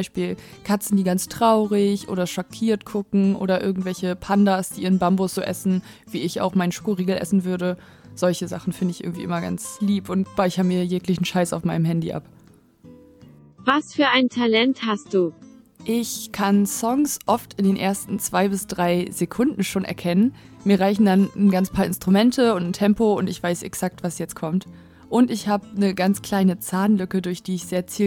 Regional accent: Varel, Lower Saxony, Germany; now in Oldenburg, Germany; Ich wohne in Oldenburg und ich komme eigentlich aus Farel.

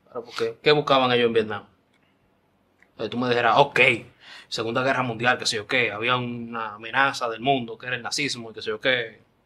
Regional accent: Dominican Republic

